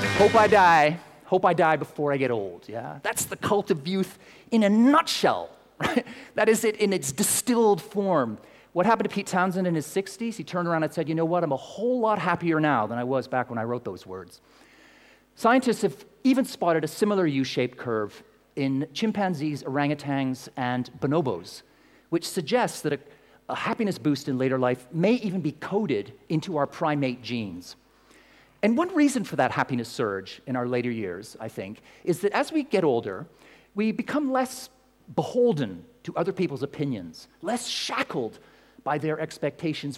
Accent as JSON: {"language": "English", "country": "Canada", "moved": "yes", "lives_now": "London, United Kingdom", "said": "I'm Canadian"}